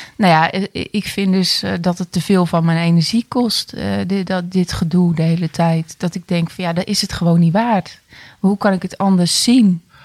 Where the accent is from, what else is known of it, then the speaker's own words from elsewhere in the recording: 's-Hertogenbosch, North Brabant, Netherlands; ik ben 47 eh, jaar en ik kom uit Den Bosch.